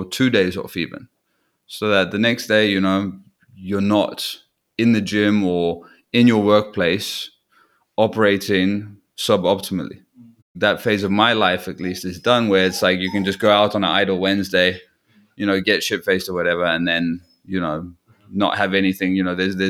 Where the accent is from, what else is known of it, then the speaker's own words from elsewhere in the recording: Newquay, South West England, United Kingdom; there's like a festival in my hometown in Newquay